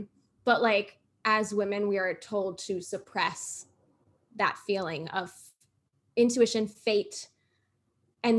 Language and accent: English; Florida, United States; I'm from Florida.